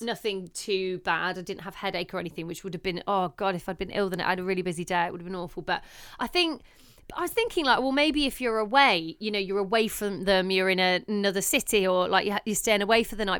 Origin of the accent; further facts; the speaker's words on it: Leicester, East Midlands, United Kingdom; moved away; it was up in Leicester in my hometown